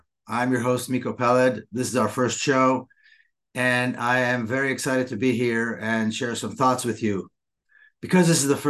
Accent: Jerusalem, Jerusalem District, Israel; I was born in Jerusalem to an Israeli family. I was born in 1961. Long, long time ago. And I was raised as a patriotic Israeli.

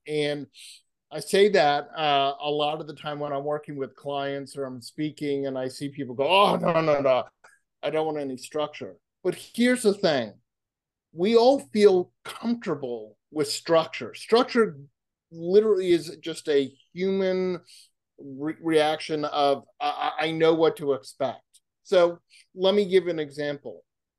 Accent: Massachusetts, United States; I grew up on the East Coast, where street signs are incredibly small versus California, where they're wonderfully myopically large and you can see them. So I grew up in Massachusetts

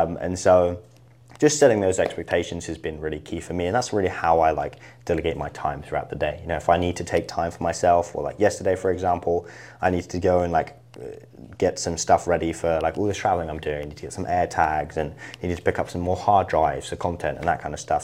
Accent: Isle of Wight, South East England, United Kingdom; moved away as an adult; now in United States; I really loved it growing up. Um, but, uh, yeah, that was where, kind of where I was raised.

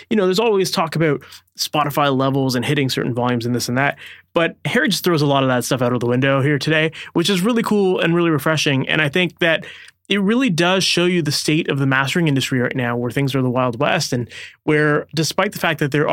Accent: Oakville, Ontario, Canada; based out of Oakville, Ontario, Canada, which is my hometown

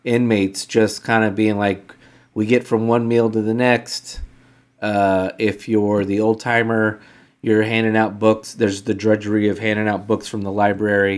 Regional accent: United States; as an American

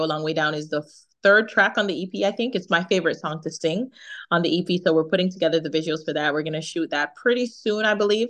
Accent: Jamaica; accent: Jamaican; my Jamaican accent

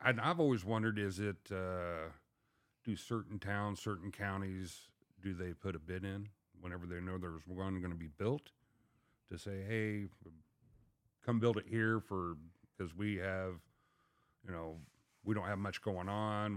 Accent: Mount Sterling, Illinois, United States; moved away as an adult; also born or lived in Pontiac, Illinois; I was from Mount Sterling, but I ended up taking the job about three and a half hours away up in Pontiac, Illinois.

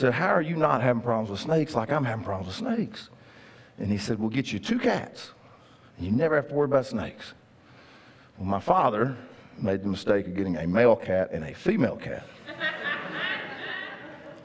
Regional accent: Linden, Texas, United States; When I was a kid, growing up in Cass County, Texas, amen, my dad, we lived in Linden

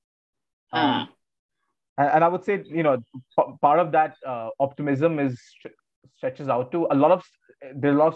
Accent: East Uttar Pradesh, India; I'm from East UP

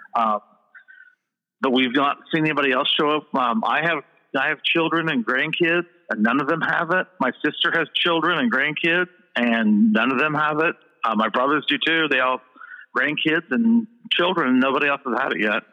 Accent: Edinburgh, Indiana, United States; Indiana, a little town called Edinburgh, Indiana.

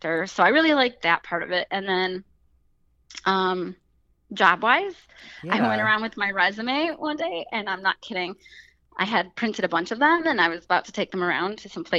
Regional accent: Ohio, United States; moved away as an adult; I was from Ohio

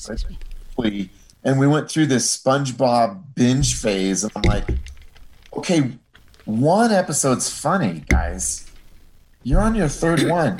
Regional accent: Iowa, United States; that's sort of where I grew up in Iowa in the 1970s and 80s.

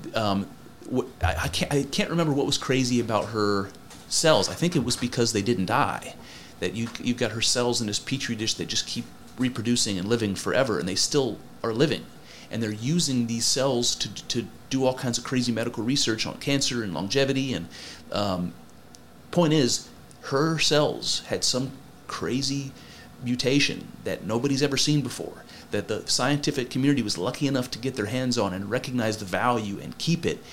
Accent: United States

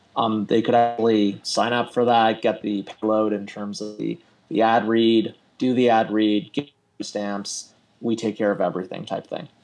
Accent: Canada; also born or lived in Toronto; I'm in Toronto. Uh, I am Canadian

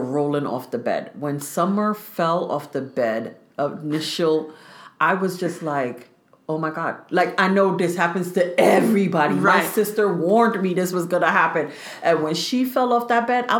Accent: New York City, New York, United States; we live in buildings growing up in Brooklyn

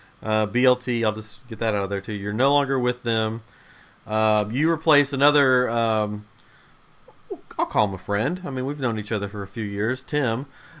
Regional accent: Johnson City, Tennessee, United States; moved away as an adult; also born or lived in Florida; now in Texas, United States; But yeah, we're all from Tennessee. We're from Johnson City.

